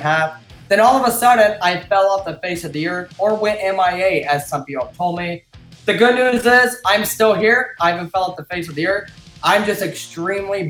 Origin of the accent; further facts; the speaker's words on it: Illinois, United States; This happens to be my hometown